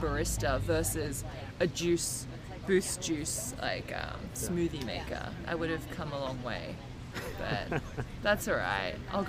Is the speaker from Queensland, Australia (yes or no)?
no; Melbourne, Victoria, Australia; growing up in Melbourne, Australia, it's coffee culture.